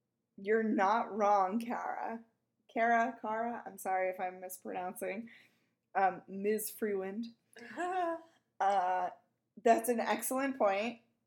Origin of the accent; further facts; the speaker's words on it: Garden City, United States; Garden City. And I was like, ah, that's where I'm from. And it is a quiet little town.